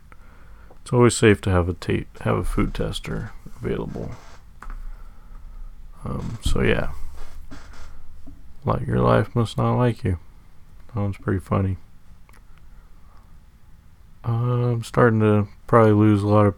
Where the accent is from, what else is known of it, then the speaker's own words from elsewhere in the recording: Sacramento, California, United States; I'm from Sacramento, born and raised